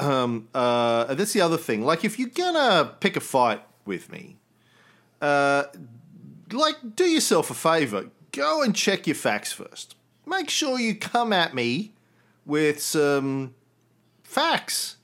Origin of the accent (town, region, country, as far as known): Australia